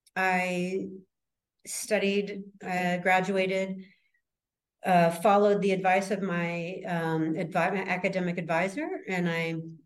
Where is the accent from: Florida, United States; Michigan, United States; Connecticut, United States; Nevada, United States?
Nevada, United States; Las Vegas; moved away as an adult; also born or lived in San Luis Obispo, California; I grew up in Las Vegas